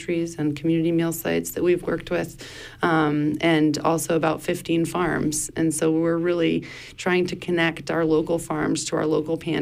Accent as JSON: {"language": "English", "country": "Spain", "tie": "born or raised there", "also_born_or_lived": "Blue Hill Peninsula, Maine, United States / Germany", "moved": "yes", "lives_now": "Maine, United States", "said": "But I grew up in Spain and have been going back and forth from Europe to the U.S."}